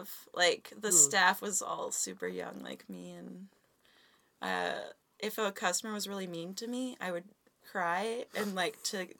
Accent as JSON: {"language": "English", "town": "Peace River", "region": "Alberta", "country": "Canada", "tie": "born or raised there", "also_born_or_lived": "England", "moved": "as an adult", "lives_now": "Vancouver, Canada", "said": "This was in my hometown of Peace River."}